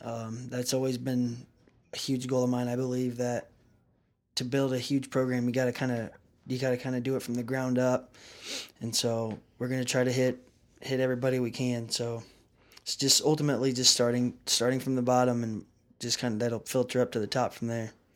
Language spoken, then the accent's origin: English; Canton, United States; growing up in Canton, we got to play Navukalusan High School